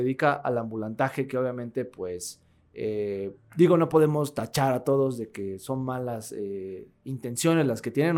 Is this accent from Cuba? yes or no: no; Mexico; aquí en México no creo, ¿no? Aquí en mi país